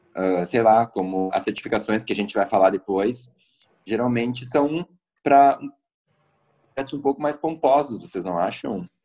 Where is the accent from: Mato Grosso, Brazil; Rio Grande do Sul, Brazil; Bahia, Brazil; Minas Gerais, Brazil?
Rio Grande do Sul, Brazil; Roque Gonzales; moved away as an adult; now in Porto Alegre, Brazil; Eu sou nascido em Roque Gonzales, uma cidadezinha no interior do Rio Grande do Sul, e sou atual residente de Porto Alegre já tem em torno de uns sete anos